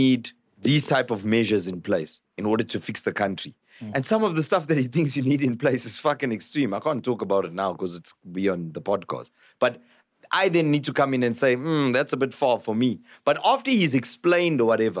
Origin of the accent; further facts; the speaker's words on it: South Africa; first language Zulu; English is a second language; moved away as an adult; now in Johannesburg, South Africa; I was raised speaking Zulu. I have black family members. I spent the majority of my time there. I only came here when I was fucking first year varsity